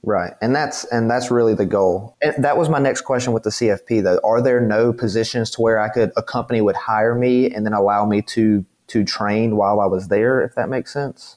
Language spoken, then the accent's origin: English; the South, United States; I'm from the South.